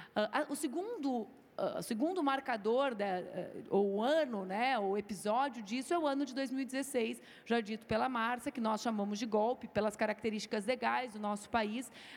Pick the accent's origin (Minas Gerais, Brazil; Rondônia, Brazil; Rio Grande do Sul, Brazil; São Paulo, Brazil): Rio Grande do Sul, Brazil; eu fiz 10% dos votos para deputada no meu estado, que é o Rio Grande do Sul